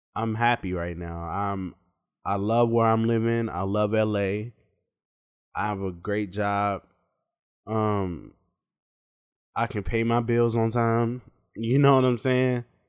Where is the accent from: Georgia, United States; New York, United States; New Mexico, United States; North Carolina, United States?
North Carolina, United States; Charlotte; also born or lived in Pittsburgh, Pennsylvania; I'm from Pittsburgh, Pennsylvania, but I grew up in Charlotte, North Carolina.